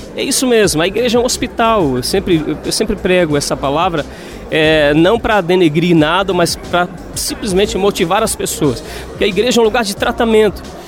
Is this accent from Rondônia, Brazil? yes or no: no; Florianópolis, Santa Catarina, Brazil; moved away as an adult; now in Xanxerê, Brazil; sou natural aqui de Florianópolis